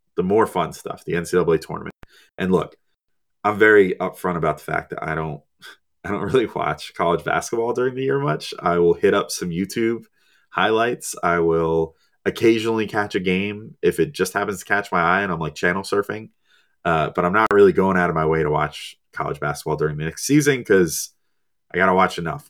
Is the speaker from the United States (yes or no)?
yes; New Jersey, United States; I'm a Jersey guy, born and raised, you know, I was, I've, I've always been in New Jersey my whole life.